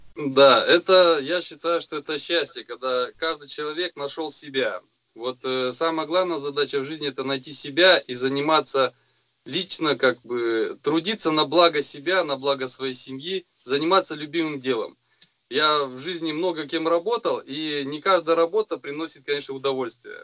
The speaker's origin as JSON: {"language": "Russian", "region": "Kostanay Region", "country": "Kazakhstan", "tie": "born or raised there", "moved": "yes", "said": "сам вообще родом из Кустанайской области, со степей, где вырос"}